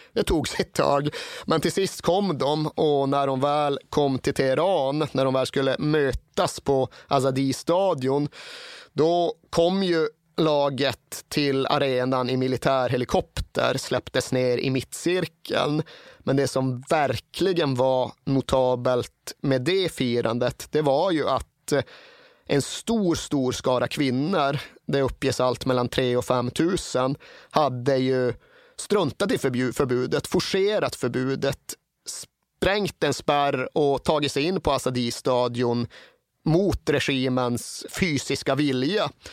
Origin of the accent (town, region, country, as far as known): Sweden